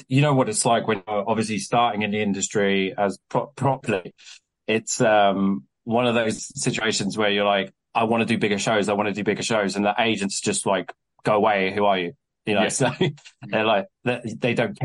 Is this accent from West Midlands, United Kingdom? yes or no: no; Kent, South East England, United Kingdom; now in Southampton, United Kingdom; Prior to me being in Southampton, I spent all my time in London because I grew up in Kent